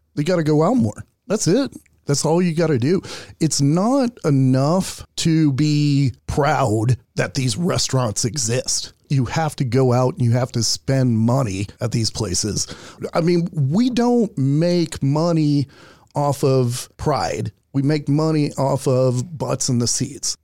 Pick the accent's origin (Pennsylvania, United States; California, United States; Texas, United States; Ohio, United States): Texas, United States; Houston; I'm from Houston